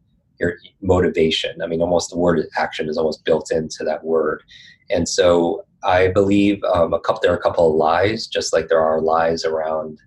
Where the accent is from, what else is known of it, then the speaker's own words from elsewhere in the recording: Northeast, United States; I grew up in the Northeast